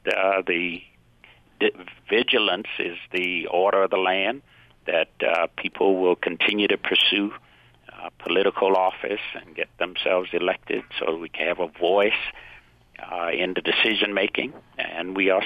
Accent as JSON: {"language": "English", "region": "Georgia", "country": "United States", "tie": "born or raised there", "said": "I grew up in Georgia during the separate but equal days"}